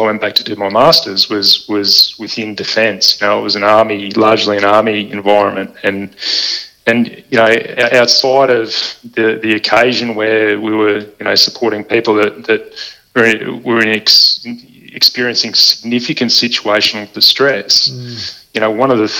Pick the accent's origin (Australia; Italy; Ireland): Australia; Balmoral; when I was growing up in Balmoral